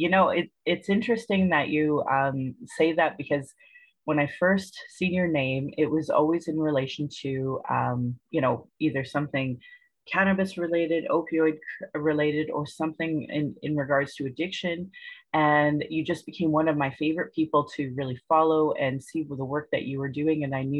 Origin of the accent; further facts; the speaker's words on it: Calgary, Alberta, Canada; I was born in Calgary, or in Blackfoot Mohkinstis